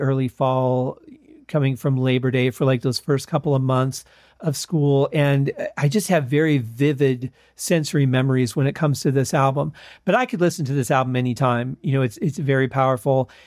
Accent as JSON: {"language": "English", "region": "Michigan", "country": "United States", "tie": "born or raised there", "said": "growing up in Michigan"}